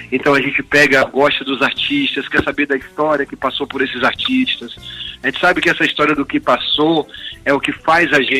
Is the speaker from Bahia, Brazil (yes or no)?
yes; Feira de Santana, Bahia, Brazil; born there; also born or lived in Senhor do Bonfim / Juazeiro; Eu vim do interior, sou uma pessoa que morei em Senhor do Bonfim, nasci em Feira de Santana, já morei em Paulo de Jesus, em Juazeiro.